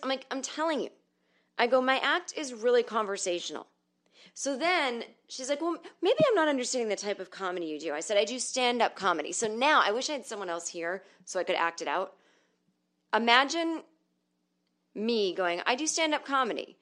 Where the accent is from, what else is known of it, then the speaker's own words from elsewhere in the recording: the North, United States; I'm from the North